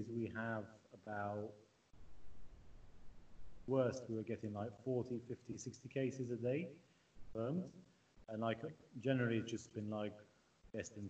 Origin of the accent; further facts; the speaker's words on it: Malta; I'm British, awesome. But I grew up here, yeah, so practically Malta